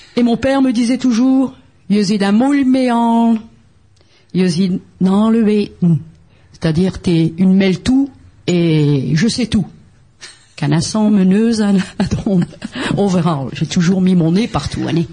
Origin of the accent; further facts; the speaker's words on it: French Flanders, Hauts-de-France, France; Ici, on n'est pas ch'ti, on est flamand